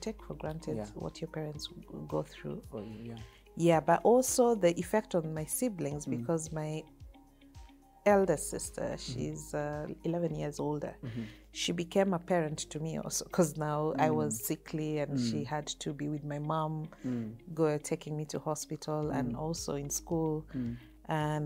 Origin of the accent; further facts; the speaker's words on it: Kitale, Trans-Nzoia County, Kenya; also born or lived in Mombasa / Bunyore; I was raised in Kitale, so I'm a rural girl.